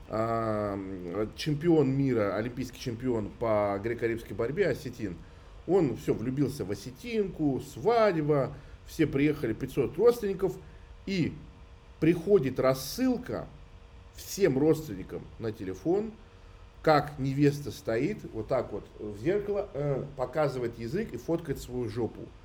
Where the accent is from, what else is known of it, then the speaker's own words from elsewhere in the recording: Russia; я хоть и армянин, но я супер э, вот в нашей обычной культуре, русской городской вырос